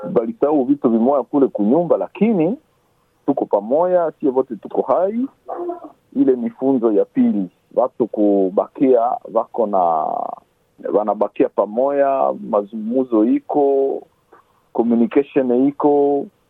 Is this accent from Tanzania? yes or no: no; DR Congo; now in Shepparton, Australia; sie wakongomani tunatoka kwetu Kongo